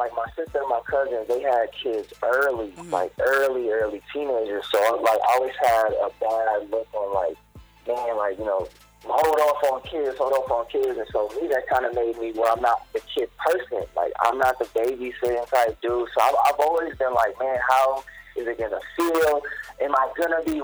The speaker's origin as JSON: {"language": "English", "country": "Jamaica", "said": "I'm Jamaican"}